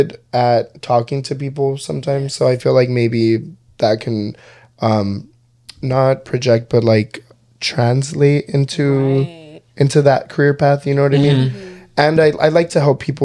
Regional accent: Texas, United States; I'm from Texas, so Texas is pretty hot

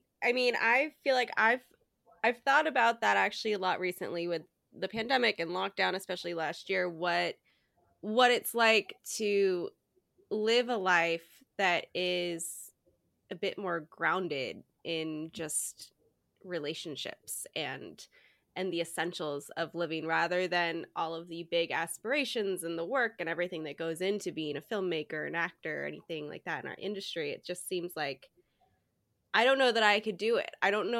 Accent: Portland, Oregon, United States; now in Los Angeles, United States; I'm in Los Angeles, but I'm from Portland, Oregon originally, but I live

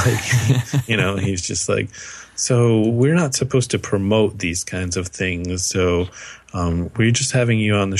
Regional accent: United States; I'm American

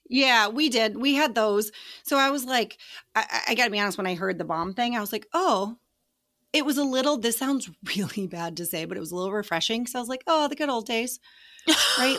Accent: Colorado, United States; I grew up in Colorado.

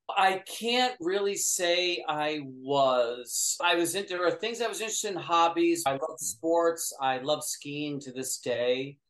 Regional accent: upstate New York, United States; I grew up in upstate New York

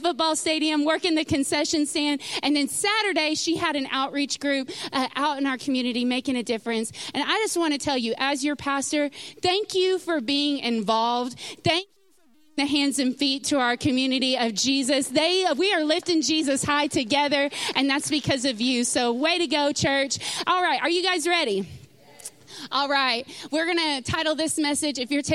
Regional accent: Sulphur Springs, Texas, United States; moved away as an adult; I grew up in Sulphur Springs, Texas

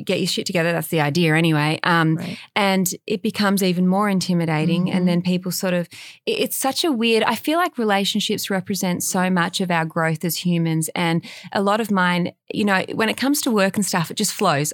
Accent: Australia; now in Los Angeles, United States; I grew up in Australia and we had dogs as kids, and we had a backyard

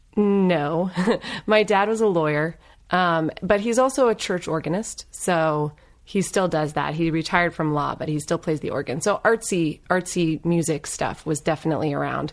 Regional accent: Northern Virginia, United States; also born or lived in Los Angeles; now in Claremont, United States; I grew up in Northern Virginia. Um, so, you know, D C suburbs

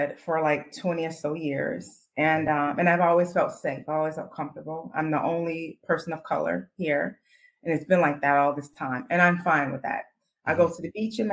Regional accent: Chicago, Illinois, United States; growing up on the South Side of Chicago

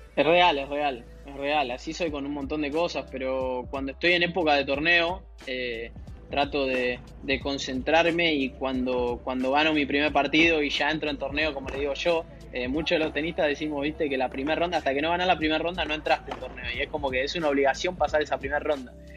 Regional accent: Buenos Aires, Argentina; yo soy de Villa Crespo, como mucha gente de, la colectividad que vive en, Argentina, que de, de esa parte de, la capital o, de la ciudad de Buenos Aires. Eh, y sí, viví en tres casas distintas desde que tengo uso de la razón, pero siempre ahí en, Villa Crespo y me, me, crié por la zona

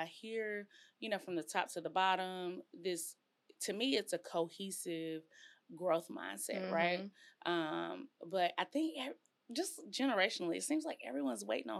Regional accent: College Station, Texas, United States; And I come from College Station.

